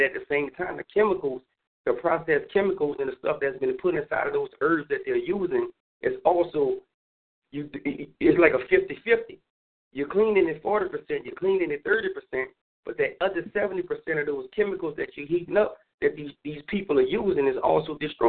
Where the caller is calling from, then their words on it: New Orleans, Louisiana, United States; I'm calling from New Orleans.